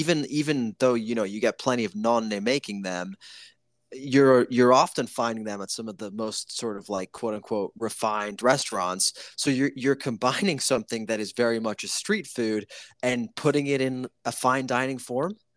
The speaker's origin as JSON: {"language": "English", "country": "Italy", "tie": "born or raised there", "moved": "yes", "said": "I'm from Italy"}